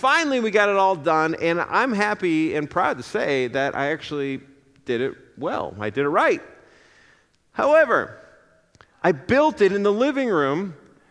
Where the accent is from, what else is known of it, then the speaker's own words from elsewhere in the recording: Apple Valley, Minnesota, United States; moved away as an adult; also born or lived in Indiana; I grew up in the Twin Cities in Apple Valley